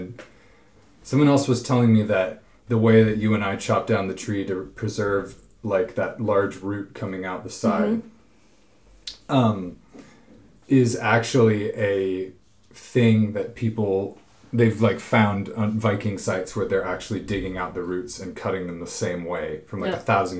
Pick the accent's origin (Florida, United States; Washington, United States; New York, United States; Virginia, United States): Washington, United States; near Port Townsend; born or raised there; moved away as an adult; now in Norway